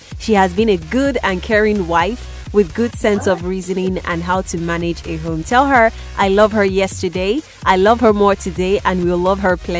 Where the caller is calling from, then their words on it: Enugu, Enugu State, Nigeria; I'm calling you from Sound City Radio in Enugu.